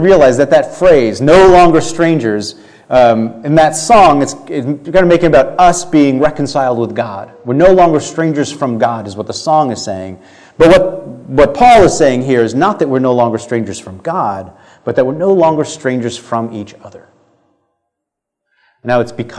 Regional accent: United States; And this is my home. I am a citizen, and I was born here

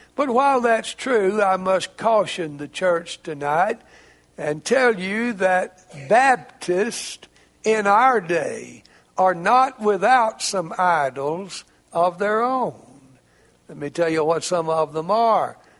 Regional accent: Jasper County, Mississippi, United States; also born or lived in Arkansas; I grew up in Jasper County, Mississippi. I grew up out in the country.

